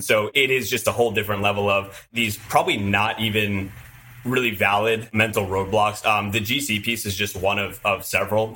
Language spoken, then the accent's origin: English; Southern California, United States; I'm from Southern California, I've lived here just about my whole life